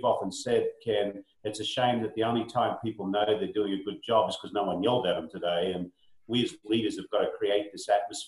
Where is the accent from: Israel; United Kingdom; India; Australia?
Australia; now in United States; I'm an Aussie. Although when I go back to Australia, my mates pick on me because they think I've got a Yankee accent now.